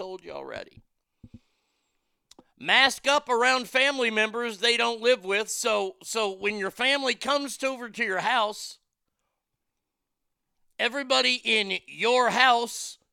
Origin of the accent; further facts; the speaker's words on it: United States; as an American